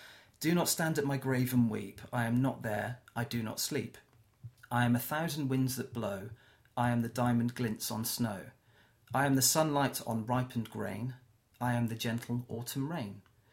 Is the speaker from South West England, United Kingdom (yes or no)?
yes; South West England, United Kingdom; accent: Cornish; Or I was very Cornish at the time. I've lost my accent a little bit.